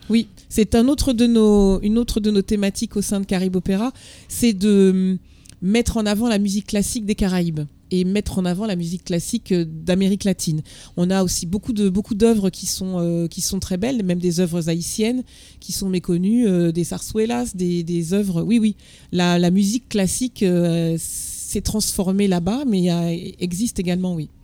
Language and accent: French; Martinique; Moi, je viens de Martinique